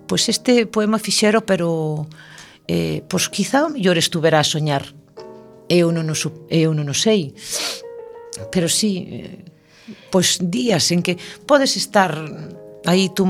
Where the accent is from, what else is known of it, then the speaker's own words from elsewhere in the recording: Galicia, Spain; os galegos somos así.